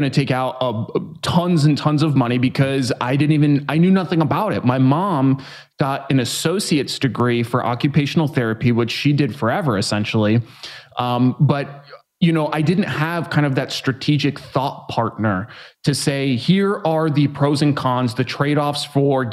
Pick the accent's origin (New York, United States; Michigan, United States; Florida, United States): New York, United States; now in San Diego, United States; I'm originally from New York. I live in San Diego now. I grew up in a neighborhood that really wasn't super great.